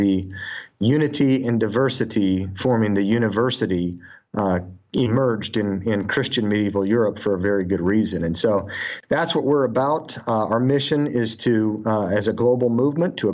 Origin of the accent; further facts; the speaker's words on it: Utah, United States; That's what I grew up with in Utah